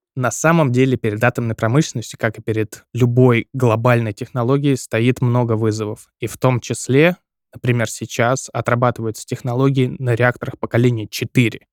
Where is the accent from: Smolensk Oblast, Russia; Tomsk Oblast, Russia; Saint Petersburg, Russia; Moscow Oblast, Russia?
Tomsk Oblast, Russia; Seversk; в моем родном городе, в городе Северск